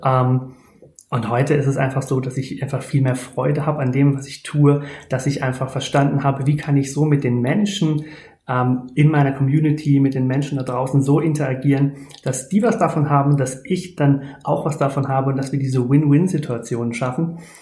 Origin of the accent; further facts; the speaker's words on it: near Speyer, Rhineland-Palatinate, Germany; ich komme aus der Nähe von Speyer